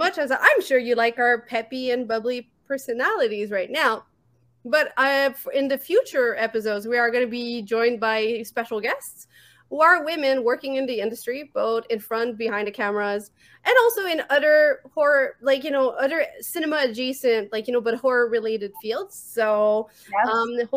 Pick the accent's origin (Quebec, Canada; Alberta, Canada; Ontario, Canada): Quebec, Canada; Montreal; accent: French; English is a second language; I'm from Montreal, Quebec. This is why I have a weird accent.